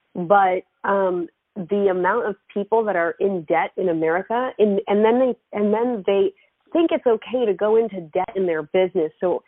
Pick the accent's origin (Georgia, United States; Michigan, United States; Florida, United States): Florida, United States; also born or lived in Israel; I was born in Israel, and my family moved to Florida when I was 6 years old. So I did grow up the majority of my life in Florida